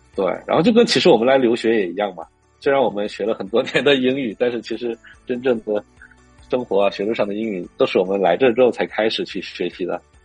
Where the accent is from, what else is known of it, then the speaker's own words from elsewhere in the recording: northern China, China; Chinese is a second language; moved away as an adult; also born or lived in Beijing; now in United States; 因为我是北方人，然后我觉得在北京待了那么久